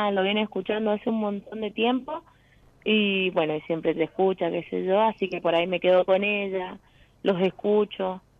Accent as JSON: {"language": "Spanish", "region": "Mendoza", "country": "Argentina", "said": "De Mendoza."}